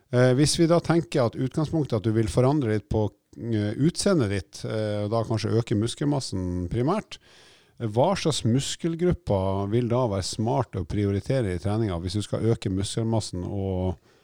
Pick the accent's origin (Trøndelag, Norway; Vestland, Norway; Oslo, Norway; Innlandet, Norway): Oslo, Norway; når jeg vokste opp i Oslo